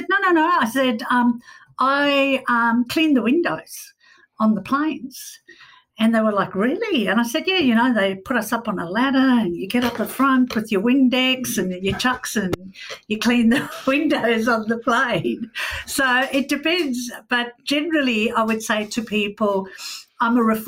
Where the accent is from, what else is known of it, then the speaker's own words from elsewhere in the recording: South Africa; I grew up in South Africa during apartheid.